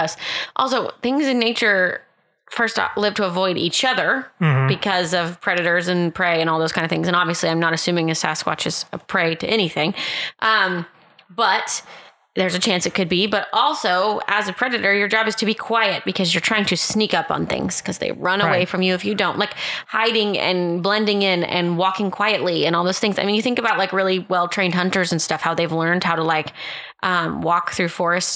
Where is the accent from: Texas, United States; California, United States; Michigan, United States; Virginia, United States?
Texas, United States; Austin; I grew up in Austin, Texas